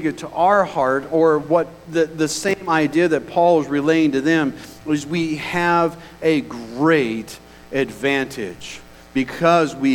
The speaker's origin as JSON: {"language": "English", "country": "United States", "said": "we as American citizens"}